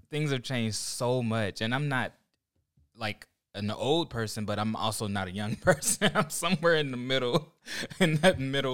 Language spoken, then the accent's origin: English; Oklahoma, United States; also born or lived in Ohio; now in California, United States; I'm from Oklahoma originally